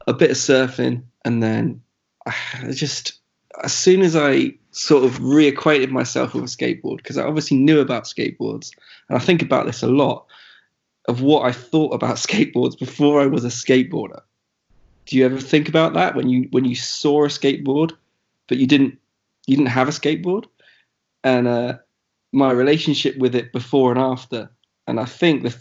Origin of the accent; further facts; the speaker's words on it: North Devon, South West England, United Kingdom; moved away as an adult; now in Bristol, United Kingdom; I'm from the southwest. I'm from North Devon, which is about an hour and a half from Bristol.